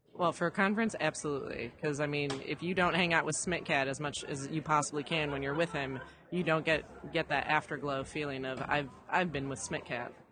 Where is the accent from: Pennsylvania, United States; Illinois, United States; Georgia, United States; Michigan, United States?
Illinois, United States; just north of Chicago; I grew up just north of the city